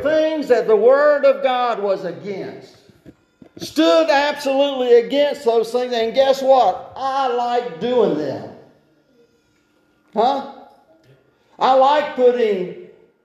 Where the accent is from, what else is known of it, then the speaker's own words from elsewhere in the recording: United States; to be an American